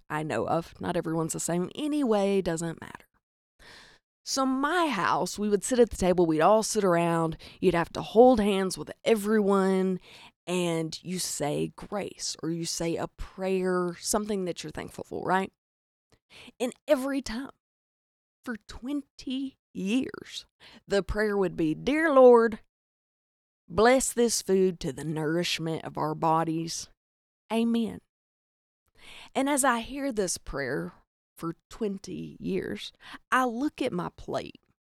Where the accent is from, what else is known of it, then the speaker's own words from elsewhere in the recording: the South, United States; accent: Southern; I'm from the South. If you're listening to this, you're probably like, "Duh, I hear the cornbread in your accent